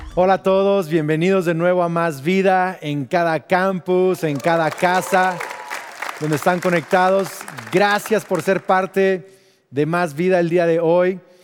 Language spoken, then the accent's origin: Spanish; Mexico; also born or lived in United States; yo soy mexicano. Entonces, aunque tengo doble nacionalidad, culturalmente soy más mexicano porque fui a escuelas mexicanas